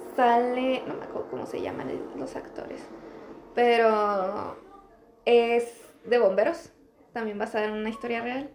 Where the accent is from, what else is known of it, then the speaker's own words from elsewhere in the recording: Mexico; en mi país